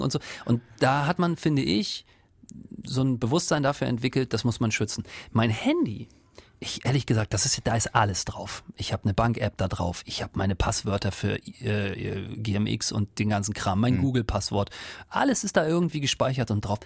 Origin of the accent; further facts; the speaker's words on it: eastern Germany, Germany; ich komme ja aus dem Osten